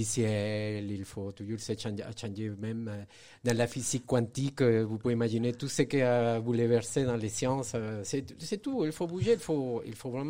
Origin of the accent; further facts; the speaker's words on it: Venezuela; now in Saint-Étienne, France; je suis né dans un pays où je n'ai pas trop vécu, mais en fait, j'ai grandi au Venezuela.